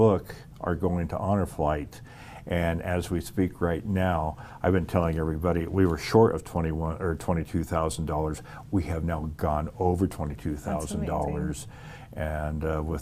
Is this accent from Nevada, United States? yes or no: yes; Reno, Nevada, United States; also born or lived in Wells, Nevada / Panama; now in Fallon, United States; I grew up in Reno